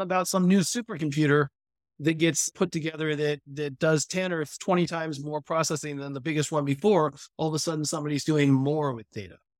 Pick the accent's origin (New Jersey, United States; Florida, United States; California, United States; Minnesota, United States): California, United States; I grew up in California